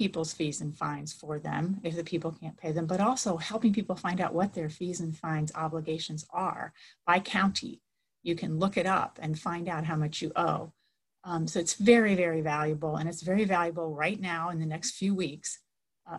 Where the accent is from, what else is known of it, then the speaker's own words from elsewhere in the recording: Florida, United States; now in Massachusetts, United States; I'm from Florida